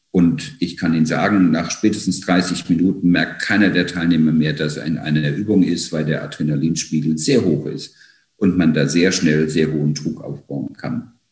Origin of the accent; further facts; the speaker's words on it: Mainz, Rhineland-Palatinate, Germany; born there; now in Frankfurt, Germany; ich lebe und arbeite in Frankfurt, bin ein gebürtiger Mainzer und habe in München Kommunikationswissenschaft und Geschichte studiert